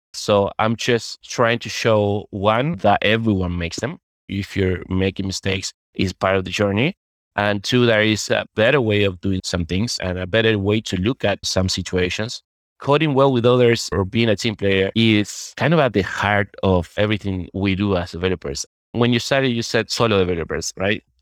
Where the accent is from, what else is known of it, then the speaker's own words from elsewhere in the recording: Uruguay; now in Madrid, Spain; I'm originally from Uruguay, although I'm right now living in Spain, in Madrid.